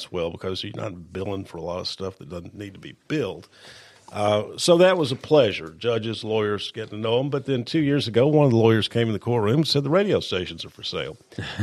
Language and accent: English; Columbia, Tennessee, United States; I was born and raised right here in Columbia, Jack, and except for going off to college and law school, I've lived here all my life